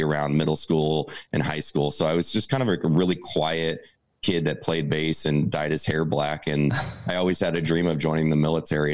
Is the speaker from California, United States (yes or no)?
yes; Santa Barbara, California, United States; grew up in a small beach town called Santa Barbara, California